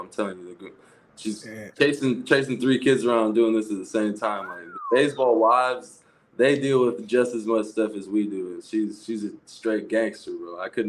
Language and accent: English; Portland, Oregon, United States; My hometown in Portland